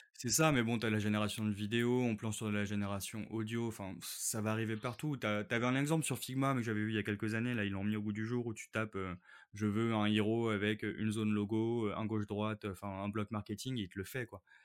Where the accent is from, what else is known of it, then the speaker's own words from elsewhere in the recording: Paris, Île-de-France, France; je suis parisien